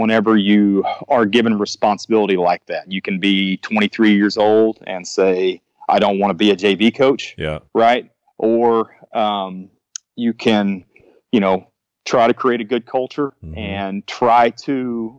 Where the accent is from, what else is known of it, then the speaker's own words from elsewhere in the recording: Northeast Arkansas, United States; I'm actually from Northeast Arkansas